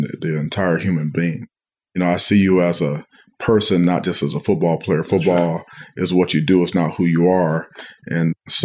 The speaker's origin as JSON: {"language": "English", "town": "Cleveland", "region": "Ohio", "country": "United States", "tie": "born or raised there", "moved": "as an adult", "lives_now": "East Lansing, United States", "said": "my hometown team, the Brownies"}